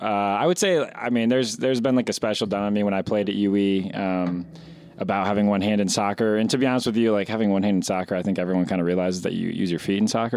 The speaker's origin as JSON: {"language": "English", "town": "Carmel", "region": "Indiana", "country": "United States", "tie": "born or raised there", "also_born_or_lived": "Illinois", "said": "So I'm from Carmel, Indiana. I grew up in Carmel my whole life, but was born in Illinois."}